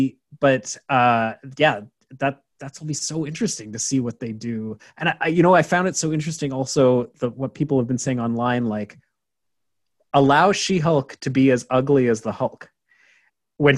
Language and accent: English; Canada; I'm from Canada